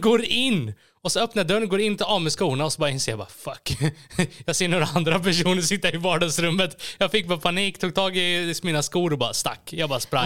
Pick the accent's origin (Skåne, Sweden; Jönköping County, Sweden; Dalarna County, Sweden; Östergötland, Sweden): Jönköping County, Sweden; Gislaved; jag är då född och uppvuxen i Gislaved, en liten byhåla i Småland.